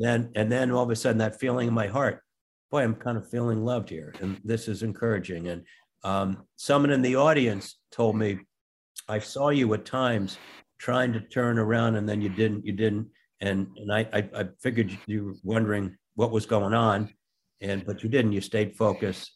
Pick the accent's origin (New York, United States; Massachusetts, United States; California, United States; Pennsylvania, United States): New York, United States; Rye; We grew up in Rye outside Manhattan